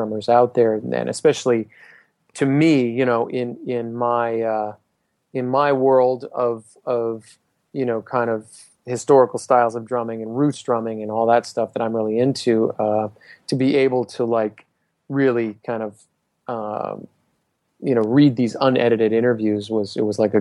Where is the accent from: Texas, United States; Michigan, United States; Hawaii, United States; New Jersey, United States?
Hawaii, United States; Honolulu; I grew up in Honolulu, Hawaii